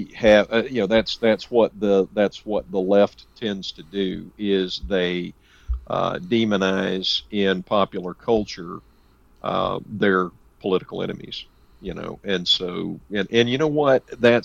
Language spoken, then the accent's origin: English; the South, United States; born or raised there